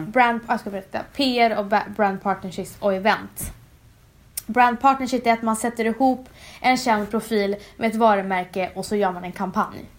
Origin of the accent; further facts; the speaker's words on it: Umeå, Västerbotten County, Sweden; moved away; also born or lived in Stockholm / New York; Jag kommer från Umeå. Eh, vux växte upp där och sen flyttade